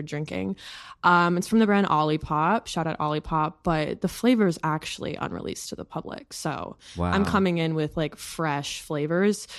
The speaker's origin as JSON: {"language": "English", "region": "Minnesota", "country": "United States", "moved": "as an adult", "lives_now": "New York, United States"}